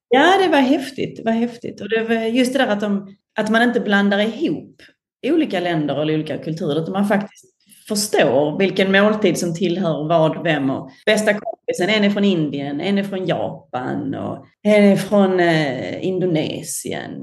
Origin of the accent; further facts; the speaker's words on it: Sweden; also born or lived in London; now in Singapore; självklart är jag ju en sån svensk